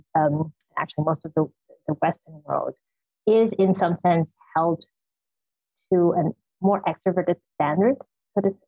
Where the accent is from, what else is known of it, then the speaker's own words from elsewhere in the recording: Suriname; I grew up in Suriname, in South America, in the tropics, and it's very warm culture